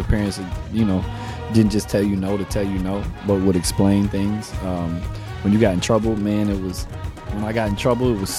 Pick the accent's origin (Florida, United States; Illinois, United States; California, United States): Florida, United States; I was born in Florida